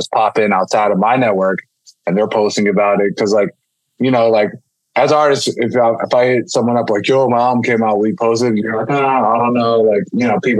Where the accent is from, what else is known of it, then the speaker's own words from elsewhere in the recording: Pittsburgh, Pennsylvania, United States; growing up in Pittsburgh